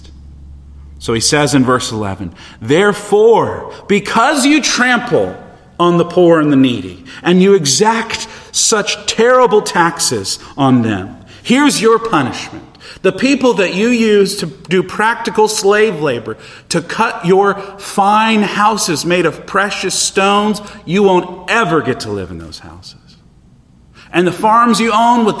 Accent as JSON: {"language": "English", "country": "United States", "said": "us as American Christians"}